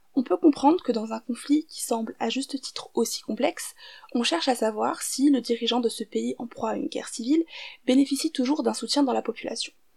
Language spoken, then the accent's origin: French; France; also born or lived in Syria; je suis française et syrienne